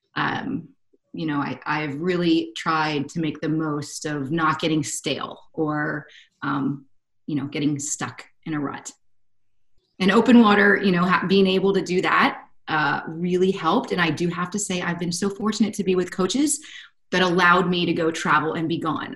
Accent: North Carolina, United States; moved away as an adult; also born or lived in Southern California; I've been born and raised in North Carolina.

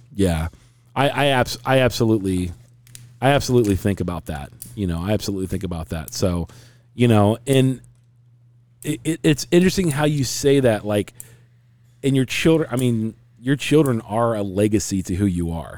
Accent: United States; I'm an American.

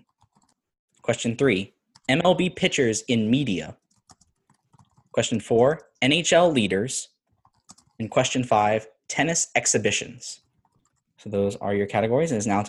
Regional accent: Louisiana, United States; I'm from Louisiana

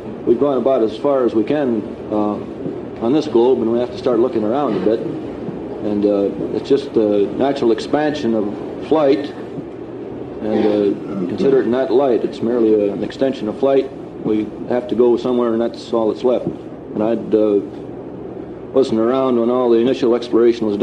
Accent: Sparta, Wisconsin, United States; my hometown is Sparta, Wisconsin

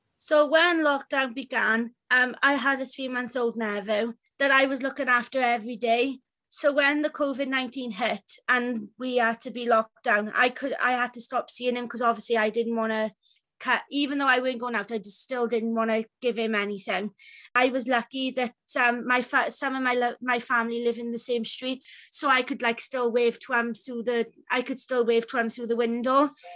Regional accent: Wales, United Kingdom; I'm from Wales.

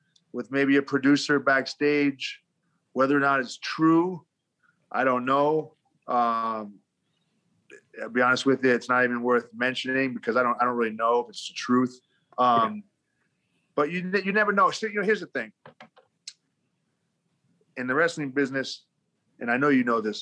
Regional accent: Rhode Island, United States; moved away as an adult; But I grew up in New England, in Rhode Island

